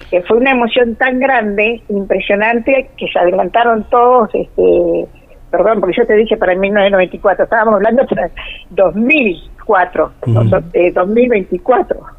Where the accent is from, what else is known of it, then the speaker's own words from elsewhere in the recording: Río Gallegos, Santa Cruz, Argentina; born there; Yo soy nacida en Río Gallego